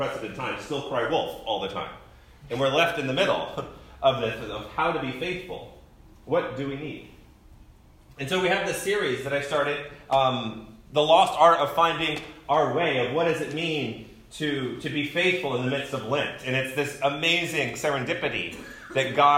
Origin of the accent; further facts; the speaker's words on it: United States; I've been conditioned as an American male